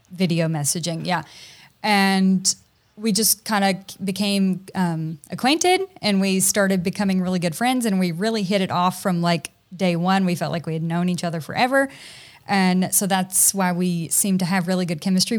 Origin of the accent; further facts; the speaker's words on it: Tennessee, United States; also born or lived in Hawaii; now in Georgia, United States; my husband and I are both from Tennessee originally